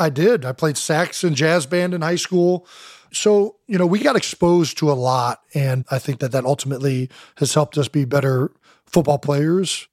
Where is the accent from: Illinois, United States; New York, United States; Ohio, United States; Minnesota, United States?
Ohio, United States; Cleveland Heights; we're from Cleveland Heights